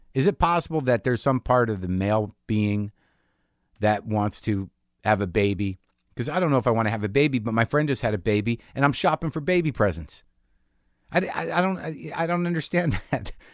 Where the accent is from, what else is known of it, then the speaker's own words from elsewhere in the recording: New Mexico, United States; moved away; also born or lived in Astoria, New York; I grew up in New Mexico, renegade Jews